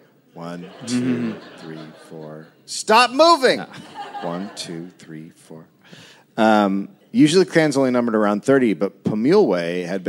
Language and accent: English; United States; And I'm from America